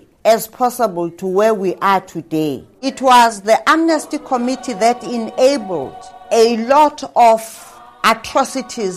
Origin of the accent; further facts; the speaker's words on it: Soweto, Gauteng, South Africa; I grew up in Soweto